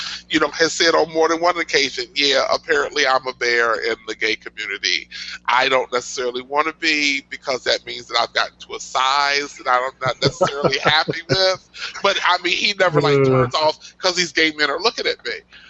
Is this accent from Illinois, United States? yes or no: yes; Chicago, Illinois, United States; I want to see that mostly for the shots of Chicago. Yeah? Yeah. That's my hometown.